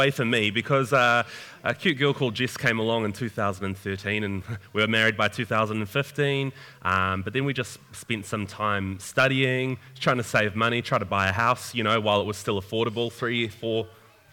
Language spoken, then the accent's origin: English; Upper Hutt, Wellington, New Zealand; moved away as an adult; also born or lived in Tauranga, New Zealand; now in Papamoa, New Zealand; I'm actually from Upper Hutt originally.